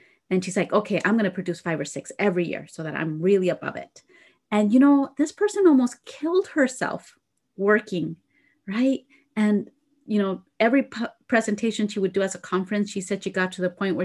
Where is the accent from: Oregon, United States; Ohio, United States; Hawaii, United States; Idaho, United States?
Idaho, United States; being from Idaho, right? I'm from Idaho